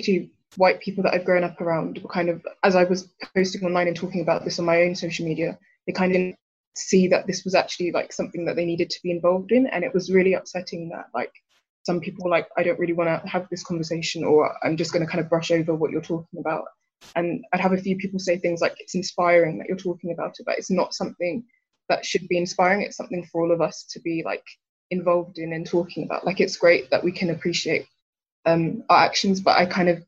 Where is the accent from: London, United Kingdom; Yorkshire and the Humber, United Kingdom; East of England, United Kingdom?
East of England, United Kingdom; Hertfordshire; I'm also 18 from Hertfordshire